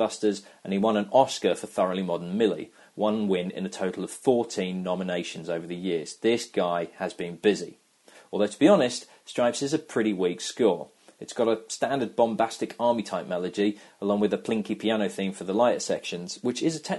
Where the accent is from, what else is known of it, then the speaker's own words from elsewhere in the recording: United Kingdom; I'm British.